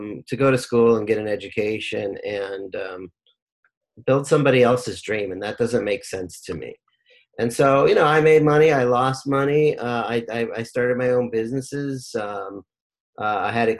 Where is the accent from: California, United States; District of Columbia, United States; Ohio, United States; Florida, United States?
California, United States; Rancho Cucamonga; also born or lived in Lynwood, California / Long Beach, California; when I was about 7 years old, we moved to Rancho Cucamonga, Alta Loma, went to Alta Loma High School, grew up in the Inland Empire